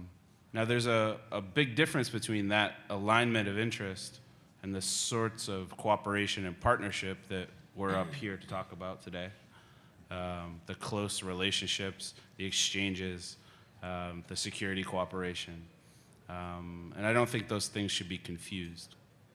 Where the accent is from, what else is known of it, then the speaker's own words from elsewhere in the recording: United States; speaking as an American